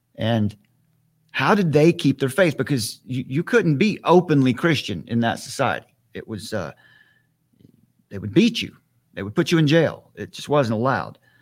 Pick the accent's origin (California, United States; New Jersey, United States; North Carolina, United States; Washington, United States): North Carolina, United States; Western; I have a, a ministry here in my hometown. I'm in Western North Carolina